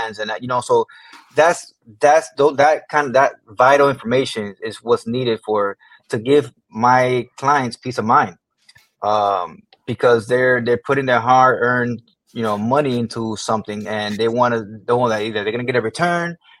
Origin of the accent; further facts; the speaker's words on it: Miami Gardens, Florida, United States; I grew up not too far from here in Miami Gardens. I was born and raised